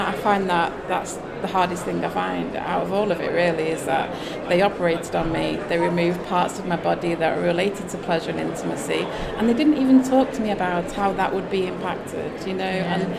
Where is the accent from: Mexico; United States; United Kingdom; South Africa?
United Kingdom; the north of England; I'm a Northerner.